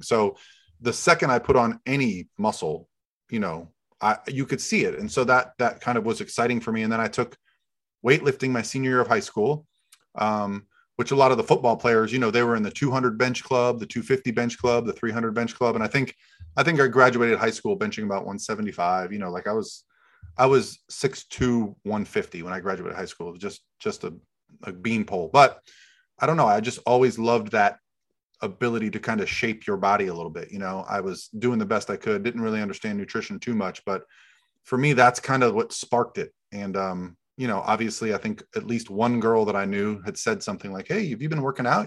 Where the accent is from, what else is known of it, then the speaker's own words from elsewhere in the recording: Florida, United States; I grew up in Florida